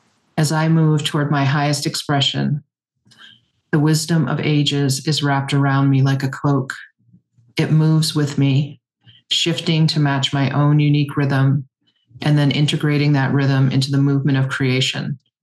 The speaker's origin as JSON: {"language": "English", "area": "Penobscot Nation", "region": "Maine", "country": "United States", "said": "I am from the Penobscot Nation and the Passamaquoddy tribe of Tsibayak. My family is Bear Clan from the Penobscot Nation and Crow Clan from the Passamaquoddy tribe of Tsibayak. And we are here in Banawabskewi territory in Chkwabinakiyak, which is the Canadian Maritimes and down into Maine"}